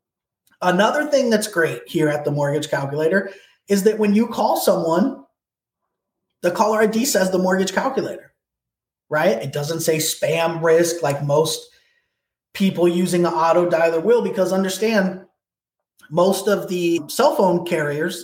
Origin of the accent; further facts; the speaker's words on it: Portland, Oregon, United States; now in Miami, United States; I'm from Portland originally. I've lived in Miami for the last 15 years